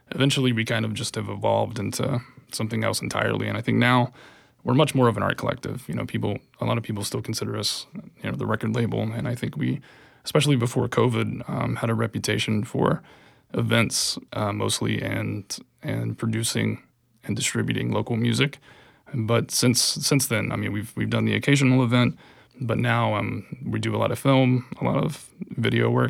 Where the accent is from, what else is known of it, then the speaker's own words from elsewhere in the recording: Wilkes County, North Carolina, United States; moved away as an adult; Originally, uh, Western North Carolina, a place called Wilkes County, sort of in the mountains, the foothills.